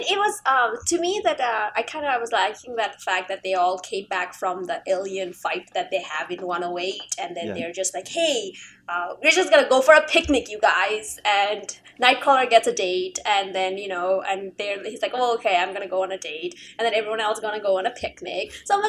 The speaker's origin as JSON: {"language": "English", "country": "Canada", "said": "No, I'm just saying, as a Canadian, national pride, national Canadian pride."}